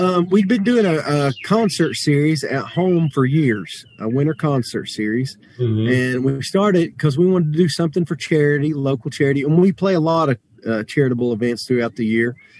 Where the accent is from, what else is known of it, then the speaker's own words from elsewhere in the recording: Jackson County, North Carolina, United States; I grew up in Jackson. That's where I grew up fishing.